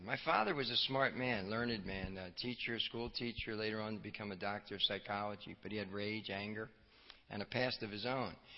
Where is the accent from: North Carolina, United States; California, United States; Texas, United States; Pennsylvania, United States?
Pennsylvania, United States; Philadelphia; also born or lived in Wildwood, New Jersey / South Jersey; I grew up in the Philadelphia area during the winter and spent the summers down at the shore